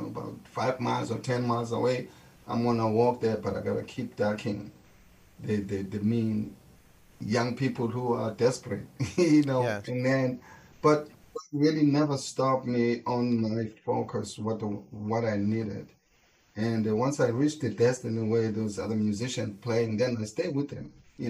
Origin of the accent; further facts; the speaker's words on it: Soweto, Gauteng, South Africa; English is a second language; moved away as an adult; also born or lived in Alexandra Township; now in United States; my mother took me to my grandmother's house in Soweto. That's where my life started, because I was raised by my grandmother and my grandfather.